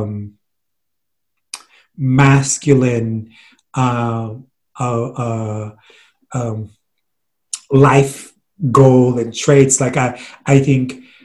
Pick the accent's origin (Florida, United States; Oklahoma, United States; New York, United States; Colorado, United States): New York, United States; New York City; we grew up in Flatbush